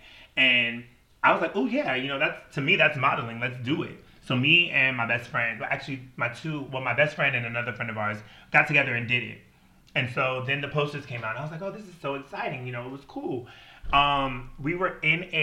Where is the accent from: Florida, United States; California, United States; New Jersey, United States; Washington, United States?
Washington, United States; also born or lived in Wisconsin